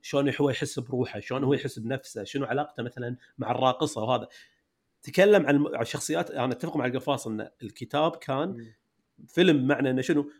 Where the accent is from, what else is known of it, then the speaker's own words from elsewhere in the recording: Kuwait; أنت والقفاص وأنا كويتيين